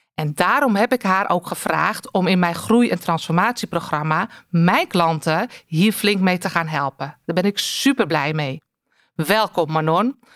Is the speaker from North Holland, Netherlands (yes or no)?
yes; North Holland, Netherlands; als Noord-Hollander